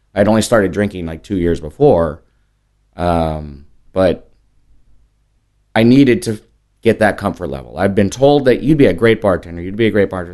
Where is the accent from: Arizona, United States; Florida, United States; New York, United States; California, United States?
California, United States; moved away as an adult; also born or lived in Las Vegas; now in San Antonio, United States; I'm a Californian